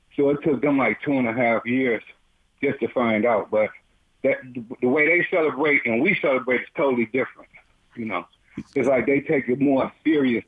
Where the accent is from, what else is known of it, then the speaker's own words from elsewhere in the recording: Detroit, Michigan, United States; also born or lived in Texas; I'm from Detroit. I've been I'm 61. I've been in Detroit all my life